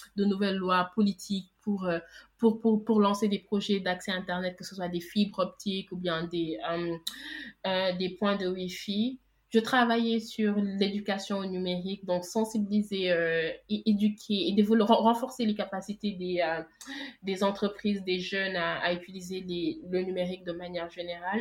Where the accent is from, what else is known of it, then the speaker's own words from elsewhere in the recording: Senegal; Je suis sénégalaise, j'ai vécu toute ma vie au Sénégal.